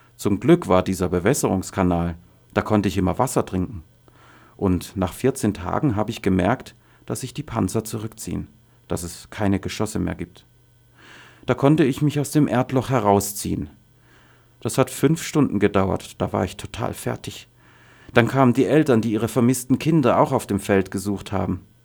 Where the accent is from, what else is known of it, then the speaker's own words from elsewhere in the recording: Daraa Governorate, Syria; German is a second language; moved away as an adult; also born or lived in Damascus; now in Germany; Ich komme aus Daraa im Südwesten von Syrien, von da, wo die ersten Demonstrationen stattgefunden haben, und aus einem Dorf